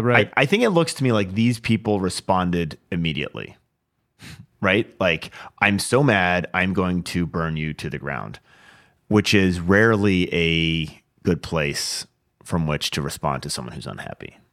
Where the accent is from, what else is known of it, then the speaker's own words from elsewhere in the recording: Washington, United States; This is in my home state, uh, Washington, Vancouver, Washington.